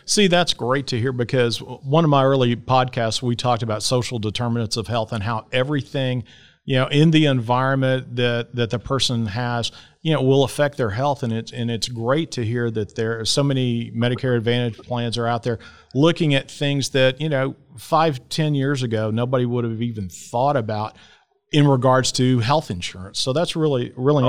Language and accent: English; Dallas, Texas, United States; I grew up here in Dallas too